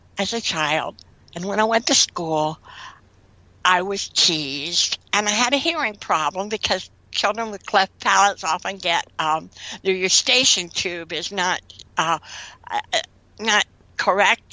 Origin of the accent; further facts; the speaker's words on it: Winona, New Jersey, United States; I grew up in Winona, New Jersey